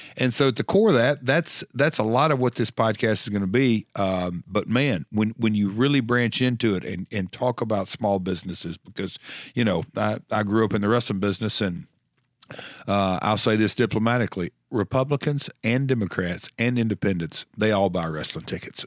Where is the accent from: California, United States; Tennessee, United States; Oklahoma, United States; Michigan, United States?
Tennessee, United States; I'm from Tennessee.